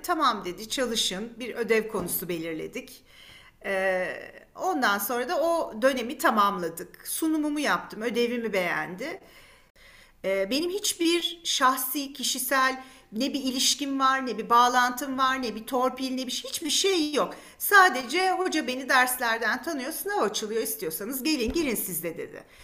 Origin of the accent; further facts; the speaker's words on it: Istanbul, Turkey; also born or lived in Beykoz; İstanbul doğumluyum. İlk çocukluk yıllarım Beykoz'da geçti. Sonradan işte böyle 5-6 yaşlarından itibaren Kadıköylüyüm.